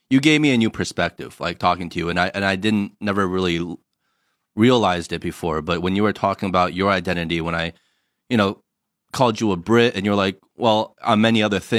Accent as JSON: {"language": "English", "country": "United States", "lives_now": "China", "said": "we're from the States, but we're living in China and we don't feel like we are fully 100% accepted in either place."}